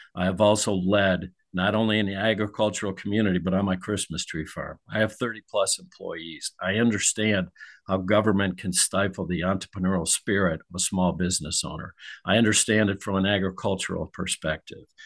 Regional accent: Ohio, United States; now in Missouri, United States; I grew up in Ohio

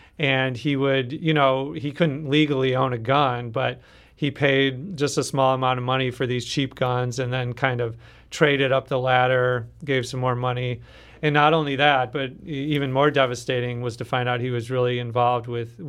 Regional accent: Minnesota, United States; now in St. Louis, United States; Like, we're both outsiders. I'm from Minnesota, and Jarrell's family is from Arkansas.

